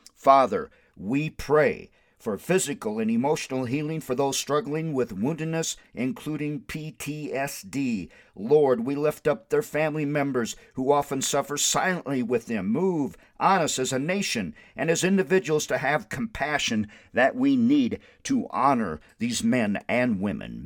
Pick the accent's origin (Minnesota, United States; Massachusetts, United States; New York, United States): Minnesota, United States; Windom; moved away as an adult; now in Albuquerque, United States; I graduated from Wyndham High School in nineteen seventy-four